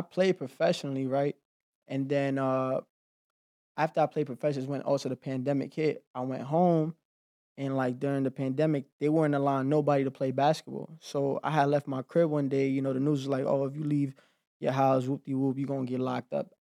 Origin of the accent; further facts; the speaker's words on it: New York City, New York, United States; moved away as an adult; I grew up in Harlem